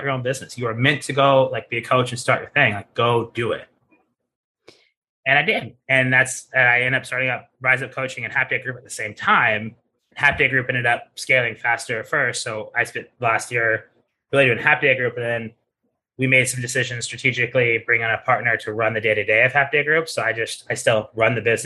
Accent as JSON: {"language": "English", "country": "United States", "also_born_or_lived": "Italy", "moved": "as an adult", "said": "As an American"}